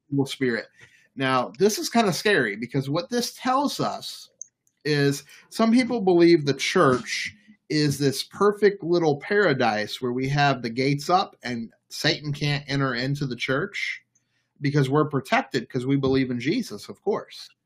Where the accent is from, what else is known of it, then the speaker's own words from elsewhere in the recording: New Orleans, Louisiana, United States; also born or lived in Florida; now in Baltimore, United States; I'm from New Orleans